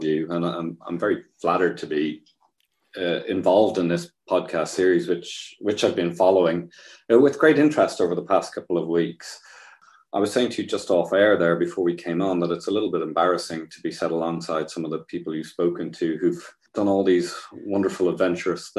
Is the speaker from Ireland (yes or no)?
yes; Ireland; growing up in Catholic Ireland